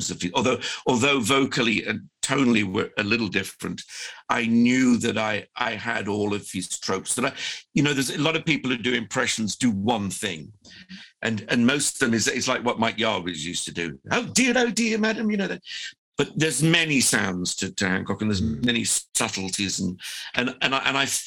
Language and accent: English; Birmingham, West Midlands, United Kingdom; also born or lived in Bristol; I was born in Bristol, you know, a coastal town, and grew up in Birmingham